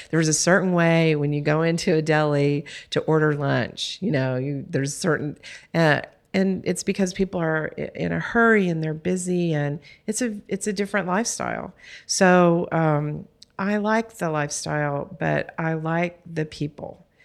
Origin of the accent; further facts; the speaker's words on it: Texas, United States; I'm from Texas